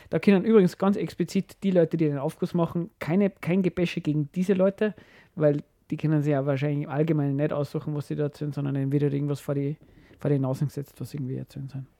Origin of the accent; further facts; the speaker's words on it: Austria; bei uns in Österreich